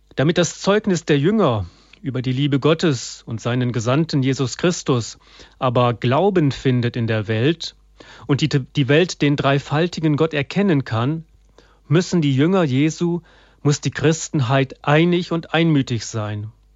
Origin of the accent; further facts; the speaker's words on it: Germany; bei uns in Deutschland